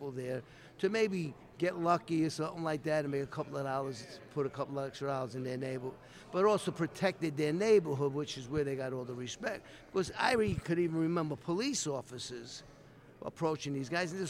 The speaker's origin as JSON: {"language": "English", "town": "New York City", "region": "New York", "country": "United States", "tie": "born or raised there", "said": "growing up, I grew up in Brooklyn, New York"}